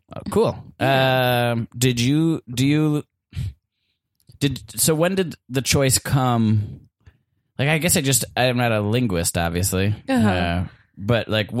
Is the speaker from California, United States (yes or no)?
no; Milwaukee, Wisconsin, United States; moved away as an adult; now in Los Angeles, United States; I'm from Milwaukee or Wisconsin